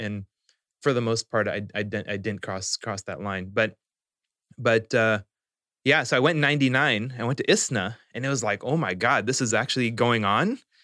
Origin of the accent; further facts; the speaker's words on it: Spokane, Washington, United States; also born or lived in New Orleans / Houston / Saudi Arabia; growing up in Spokane